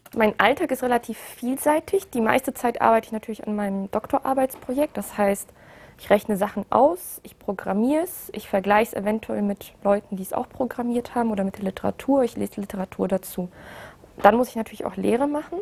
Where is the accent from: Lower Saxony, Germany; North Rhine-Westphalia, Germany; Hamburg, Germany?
North Rhine-Westphalia, Germany; Aachen; moved away as an adult; now in Karlsruhe, Germany; Also eigentlich komme ich aus Aachen, ich habe da auch studiert